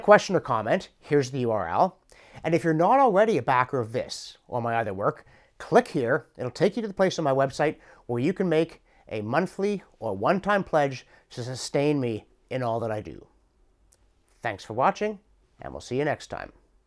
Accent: Canada; through accident of birth and the course of my life, I'm a Canadian

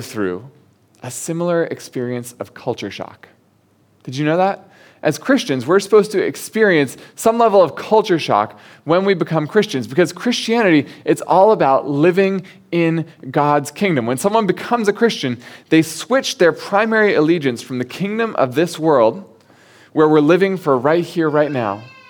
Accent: United States; moved away as an adult; now in Hong Kong; growing up in the States, at least in the part of the States where I grew up

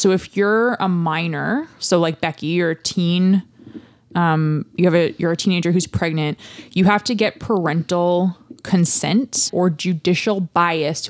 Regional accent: Canada; we're from Canada

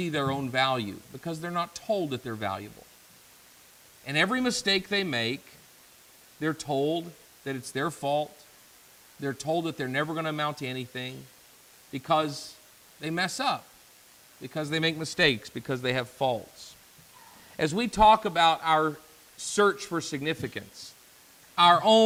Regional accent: the Bible Belt, United States; I grew up in the Bible Belt

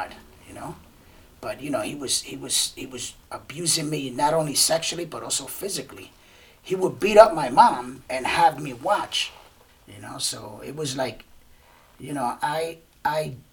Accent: Puerto Rico; also born or lived in Brooklyn, New York, United States; I was born and raised in Brooklyn, in Bushwick. My parents are from Puerto Rico. My mom decided to move back. So then we moved back to Puerto Rico when I was about 3 years old.

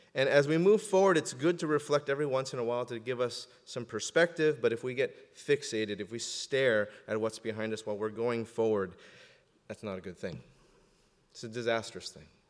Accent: Southern California, United States; I'm from Southern California, and I put the before the number

